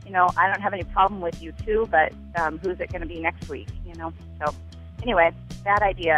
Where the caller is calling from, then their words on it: Skokie, Illinois, United States; I am calling from Skokie, Illinois. I'm 51 years old